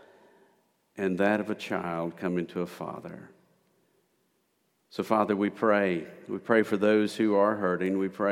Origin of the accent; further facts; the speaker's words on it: Memphis, Tennessee, United States; moved away; also born or lived in Prattville, Alabama; I'm originally from East Memphis